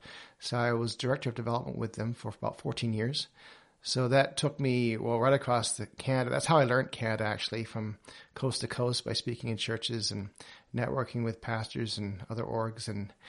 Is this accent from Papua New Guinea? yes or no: yes; Papua New Guinea; moved away as an adult; also born or lived in Australia; I'm from England. My family's British. I was born in Australia. So by birth, I'm Australian. Grew up in New Guinea, Papua New Guinea. My parents were travel missionaries there with New Tribes Mission. So I lived there till I was 18